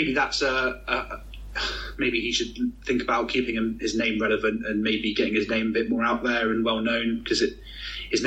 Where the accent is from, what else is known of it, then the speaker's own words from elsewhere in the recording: United Kingdom; as a Brit